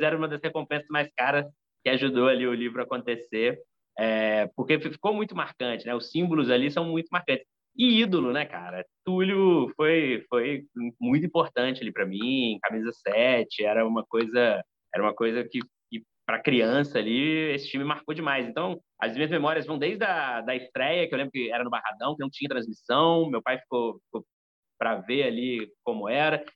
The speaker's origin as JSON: {"language": "Portuguese", "town": "Três Corações", "region": "Minas Gerais", "country": "Brazil", "tie": "born or raised there", "said": "Eu nasci lá. Eu, Alex Muralha e Pelé. nascemos lá"}